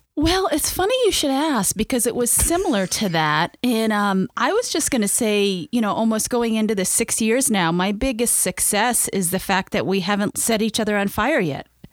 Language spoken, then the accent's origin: English; Maine, United States; I grew up in Maine